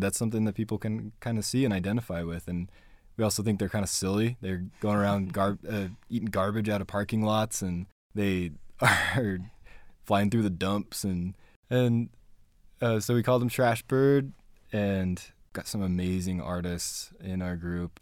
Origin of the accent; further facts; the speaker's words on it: Spanish Fork, Utah, United States; also born or lived in Payson, Utah / Fort Worth, Texas; I grew up here. I grew up in Spanish Fork and Payson, Utah.